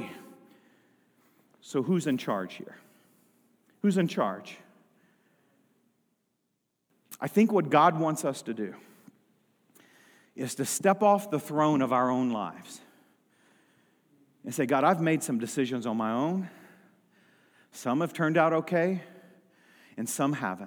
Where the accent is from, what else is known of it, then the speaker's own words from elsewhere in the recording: United States; I have had the privilege to be born and raised in the United States of America.